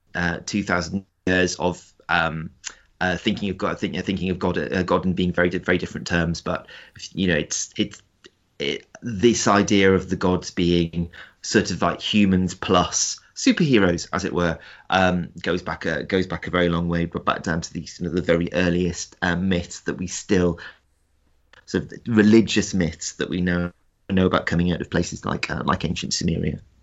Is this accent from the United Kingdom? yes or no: yes; South Shields, North East England, United Kingdom; I grew up in South Shields, which is a, um, a co, which is a town on the North Sea coast